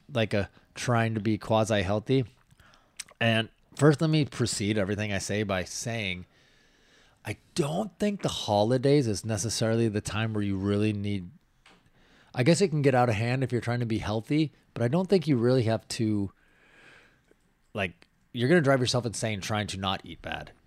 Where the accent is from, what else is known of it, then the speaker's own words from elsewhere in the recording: Washington, United States; moved away; where I grew up in Washington